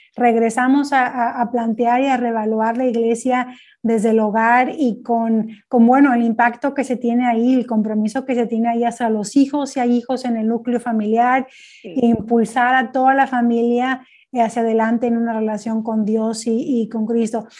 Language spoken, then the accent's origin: Spanish; Mexico; yo soy originaria de México